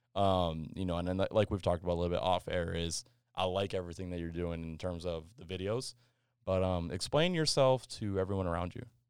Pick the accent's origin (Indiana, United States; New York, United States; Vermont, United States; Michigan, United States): Michigan, United States; Kalamazoo; me being from Kalamazoo